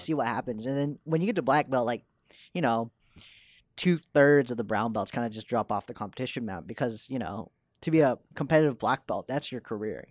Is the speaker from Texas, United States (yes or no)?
yes; Dallas, Texas, United States; moved away as an adult; now in New York, United States; I was born in Dallas and I was raised there.